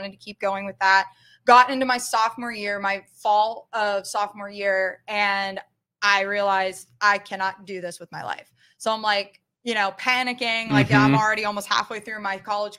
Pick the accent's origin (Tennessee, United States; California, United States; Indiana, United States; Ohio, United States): Ohio, United States; Vienna; So I grew up in the area. I'm originally from Vienna.